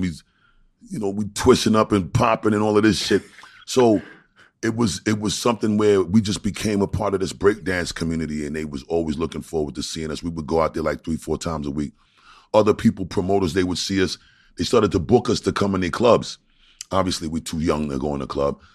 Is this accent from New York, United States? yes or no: yes; New York City, New York, United States; moved away; also born or lived in Long Island; I'm from Brooklyn